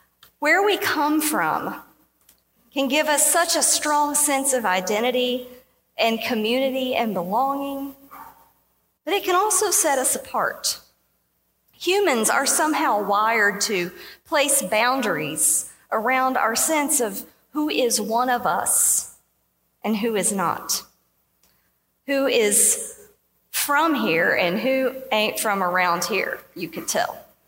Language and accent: English; southeastern Kentucky, United States; moved away; I was from southeastern Kentucky.